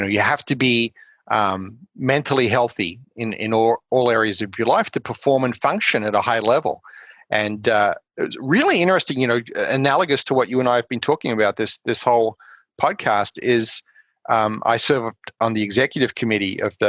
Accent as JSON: {"language": "English", "country": "Australia", "tie": "born or raised there", "also_born_or_lived": "South Carolina / Colorado Springs, Colorado", "moved": "as an adult", "lives_now": "United States", "said": "growing up in Australia"}